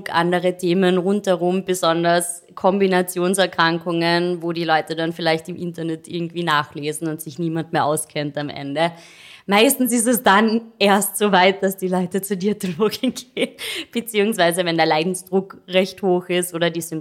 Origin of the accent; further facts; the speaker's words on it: Carinthia, Austria; now in Vienna, Austria; Kärntnerin. Ich weiß nicht, ob man es noch hört.